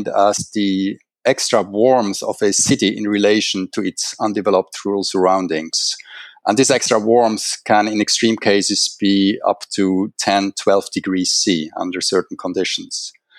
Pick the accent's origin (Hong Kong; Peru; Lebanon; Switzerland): Switzerland; moved away as an adult; also born or lived in Vancouver, Canada / Japan; now in Singapore; I'm originally from Switzerland, where I finished my first degree at ETH in Natural Sciences and Physical Geography. Thereafter, I moved to Vancouver in Canada to complete the PhD degree at the University of British Columbia in Atmospheric Sciences